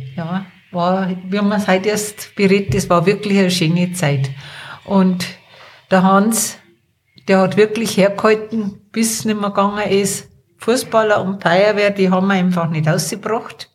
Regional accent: Erding, Bavaria, Germany; now in Wartenberg, Germany; Ich bin in Erding aufgewachsen.

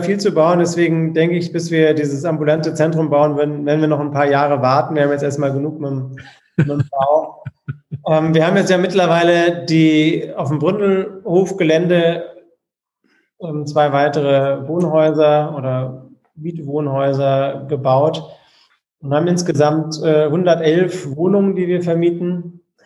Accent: Frankfurt, Hesse, Germany; Ich bin in Frankfurt geboren und deswegen äh, bin ich äh, Eintracht Frankfurt-Fan

